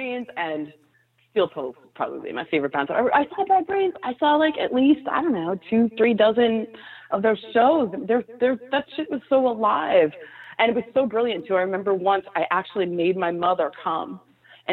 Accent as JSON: {"language": "English", "town": "New York City", "region": "New York", "country": "United States", "tie": "born or raised there", "said": "I was raised there. I was born in the village"}